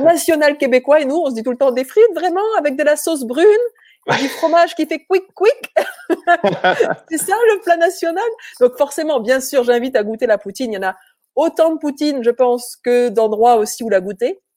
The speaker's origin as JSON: {"language": "French", "country": "France", "said": "chez nous en France"}